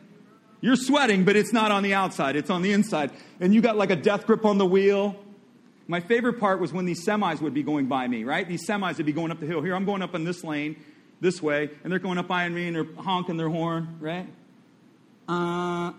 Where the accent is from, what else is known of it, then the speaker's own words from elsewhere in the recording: Michigan, United States; now in Florida, United States; I'm from Michigan. My family's from Michigan. And so I'm used to snow